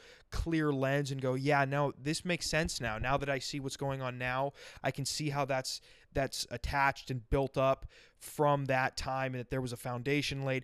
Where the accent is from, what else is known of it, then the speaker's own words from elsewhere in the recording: Rapid City, South Dakota, United States; also born or lived in Sioux Falls, South Dakota; I've lived in Sioux Falls, but I'm from Rapid City, which is like 5.5 hours west on I-90.